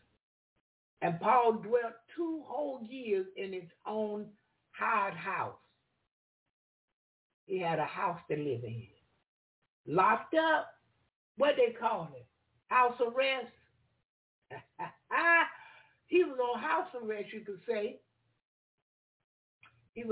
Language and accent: English; the South, United States; I am from the South and I love it